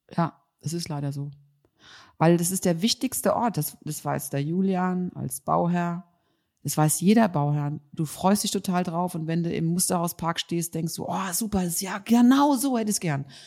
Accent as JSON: {"language": "German", "town": "Mainz", "region": "Rhineland-Palatinate", "country": "Germany", "said": "Ich komme ja aus Mainz"}